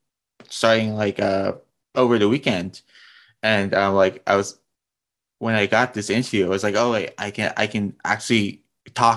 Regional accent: Arizona, United States; being from Arizona

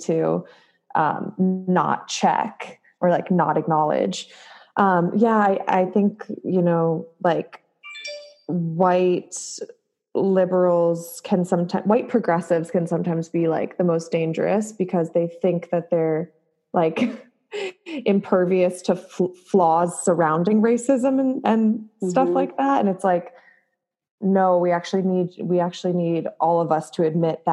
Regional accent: outside of Cleveland, Ohio, United States; now in Los Angeles, United States; the suburb I grew up in, Ohio

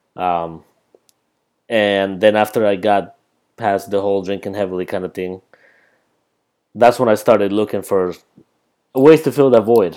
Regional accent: Colombia; moved away; when I came back from Colombia, the city that I'm from is pretty much New York City, but bigger

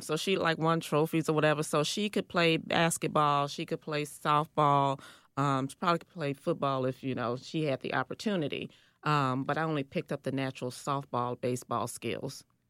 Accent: Chicago, Illinois, United States; I grew up on the South Side, um, the nickname of the neighborhood is called Rack City

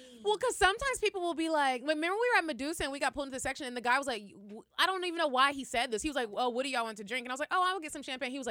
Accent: Arlington, Texas, United States; I'm from Arlington, Texas.

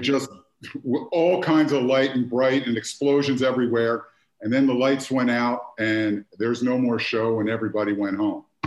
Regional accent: Philadelphia, Pennsylvania, United States; I grew up in Philadelphia

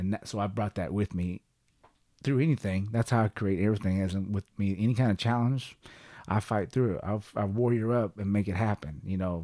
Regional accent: Kellyville, Oklahoma, United States; also born or lived in Sapulpa, Oklahoma / Tulsa, Oklahoma / Jenks, Oklahoma / Texas; growing up in Kellyville

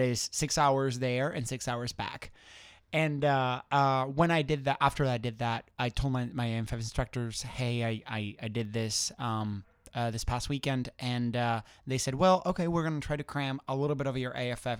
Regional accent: Spain; moved away; I'm originally from Spain.

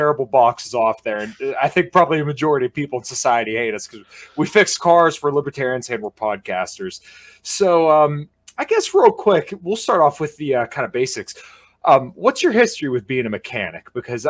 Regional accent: Pennsylvania, United States; We're both from Pennsylvania. We're both mechanics.

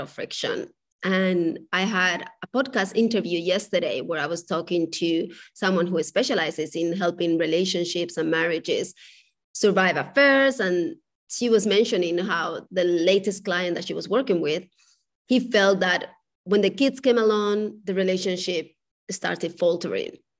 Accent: Spain; moved away; I was raised in Spain.

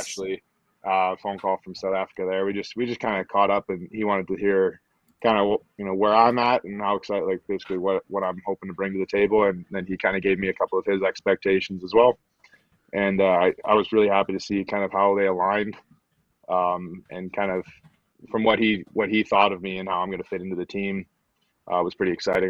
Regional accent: Stittsville, Ontario, Canada; moved away as an adult; also born or lived in Atlanta; from Stittsville, Ontario. So it's just a, a small town just outside of Ottawa, just inside Ottawa, depending on who you ask. Mm-hmm. Um, yeah, that's where I grew up playing rugby and playing hockey

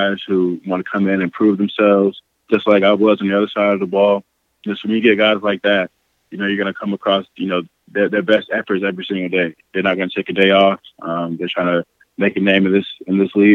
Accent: St. Petersburg, Florida, United States; moved away as an adult; now in Green Bay, United States; I'm from St. Petersburg, Florida.

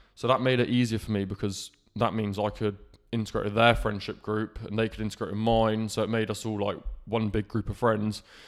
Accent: Falmouth, South West England, United Kingdom; I was born in Cornwall, and I, my life started in Falmouth. So, I grew up in Falmouth

